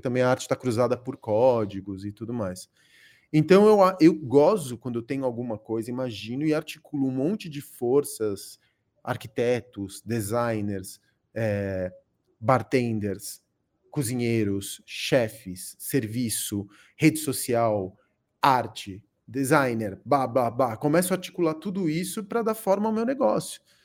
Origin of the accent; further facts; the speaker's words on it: São Paulo, Brazil; also born or lived in Córdoba, Argentina; uns 5 anos de idade. Cheguei aqui na, na década, no final da década de 70